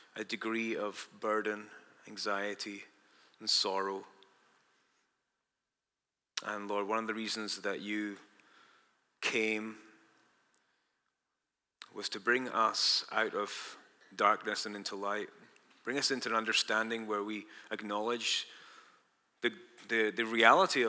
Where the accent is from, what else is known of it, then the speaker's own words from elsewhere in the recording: Dundee, Scotland, United Kingdom; moved away; We grew up together in Dundee, Scotland, me and Bob